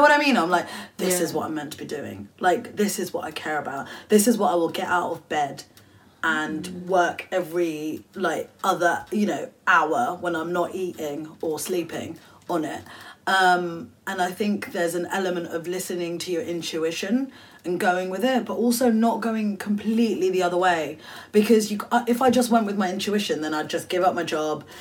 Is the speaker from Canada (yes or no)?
no; United Kingdom; I'm Bangladeshi British